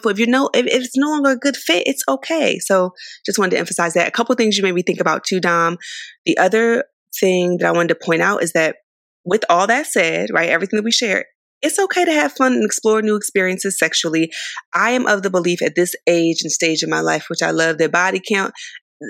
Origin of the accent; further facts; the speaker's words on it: San Diego, California, United States; also born or lived in Philadelphia, Pennsylvania; I was born in Philly, raised in San Diego